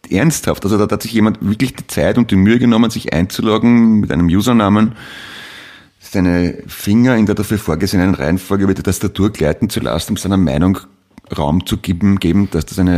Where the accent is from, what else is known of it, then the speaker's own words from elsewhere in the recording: Austria; als gelernter Österreicher.